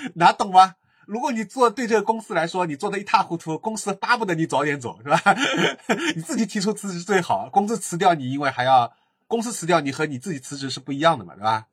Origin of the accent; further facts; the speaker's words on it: Shanghai, China; 他跟我都是在石化长大